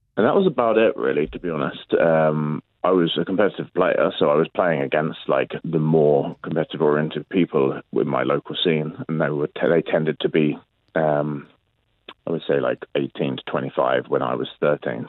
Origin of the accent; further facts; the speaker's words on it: London, United Kingdom; I grew up in London